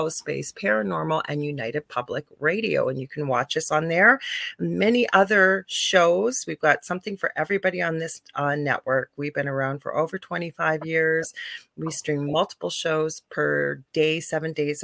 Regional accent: Canada; I'm a Canadian spiritual medium

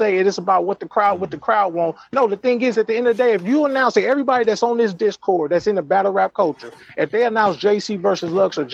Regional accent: West Coast, United States; I'm from the West Coast.

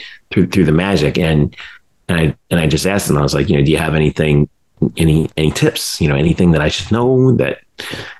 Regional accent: South Florida, United States; I grew up in South Florida

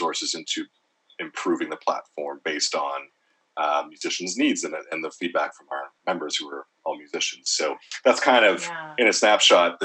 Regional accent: Montreal, Quebec, Canada; my hometown of Montreal

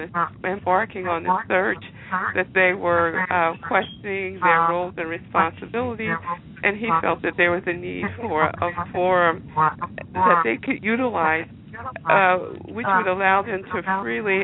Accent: Philadelphia, Pennsylvania, United States; I'm a Philadelphia native. I was born, raised, educated here

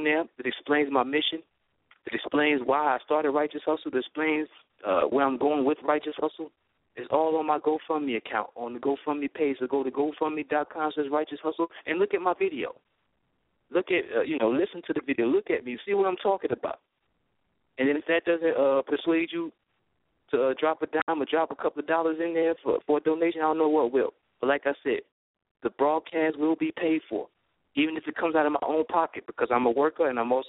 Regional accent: Brooklyn, New York, United States; I'm from Brooklyn

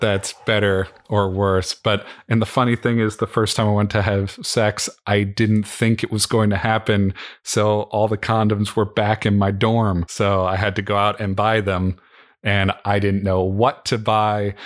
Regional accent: Midwest, United States; growing up in the Midwest

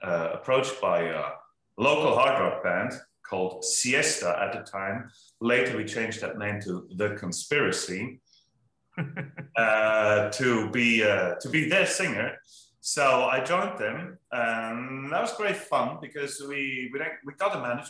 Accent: Willisau, Lucerne, Switzerland; moved away; I come from a little village called Willisau in Switzerland

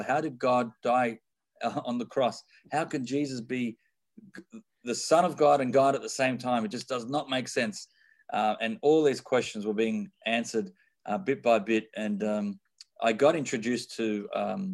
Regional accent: Sydney, New South Wales, Australia; I am born and raised in Sydney, Australia

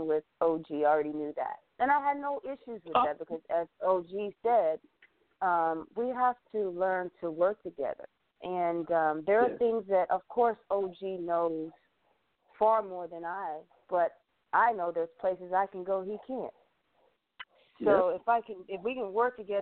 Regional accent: Germany; also born or lived in SeaTac, Washington / Seattle, Washington / Olympia, Washington; now in Washington, United States; I am originally from Germany, and I moved to the States to Washington.

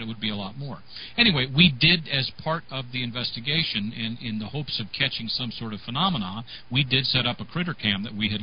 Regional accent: Northern California, United States; I'm from Northern California

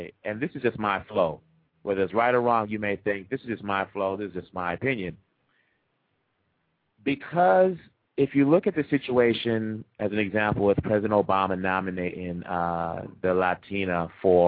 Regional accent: Kinshasa, DR Congo; also born or lived in Boston; now in United States; I'm from Congo. I was born in Kinshasa

